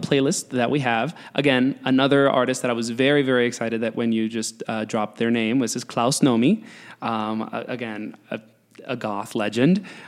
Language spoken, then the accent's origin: English; New York, United States; I'm from New York